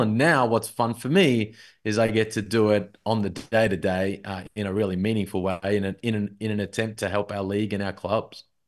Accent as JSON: {"language": "English", "town": "Melbourne", "region": "Victoria", "country": "Australia", "said": "I'm from Melbourne"}